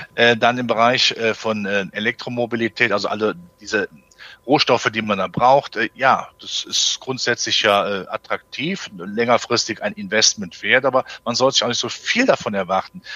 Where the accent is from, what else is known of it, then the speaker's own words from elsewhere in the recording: Germany; als Deutscher